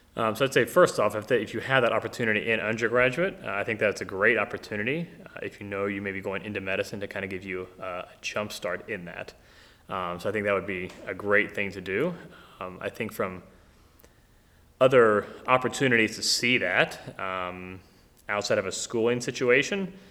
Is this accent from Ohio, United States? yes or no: yes; Middletown, Ohio, United States; I grew up here in Ohio, um, actually in Middletown